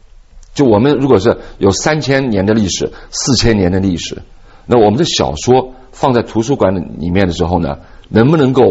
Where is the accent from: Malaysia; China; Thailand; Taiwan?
China; 所以呃，我总结了一下一句话：我们中国人不会讲故事。